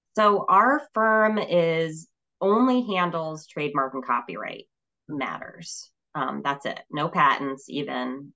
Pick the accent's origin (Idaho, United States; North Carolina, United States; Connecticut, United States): Connecticut, United States; moved away as an adult; also born or lived in Vermont; I moved back to my home state in 2010 um, and worked for a law firm for eight years here in Hartford